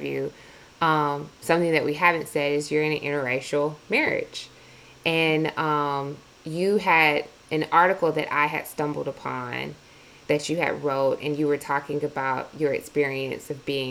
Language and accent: English; Milledgeville, Georgia, United States; moved away; we're both from Milledgeville, Georgia, which is in the South.